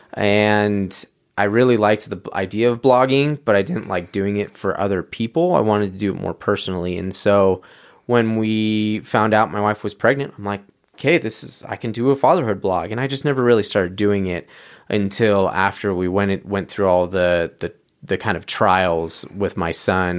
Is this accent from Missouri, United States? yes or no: no; San Diego, California, United States; moved away as an adult; also born or lived in Orange, California; now in Utah, United States; my family moved down to San Diego when I was about five years old, and that's kind of where I call home, um, more North County